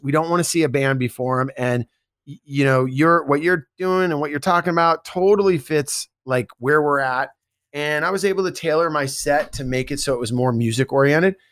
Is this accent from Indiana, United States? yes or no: no; Bay Area, California, United States; I grew up in the Bay Area.